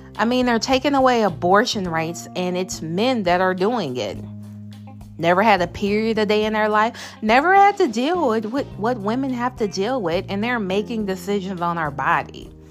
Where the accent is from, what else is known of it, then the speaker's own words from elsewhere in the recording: the South, United States; I'm from the South.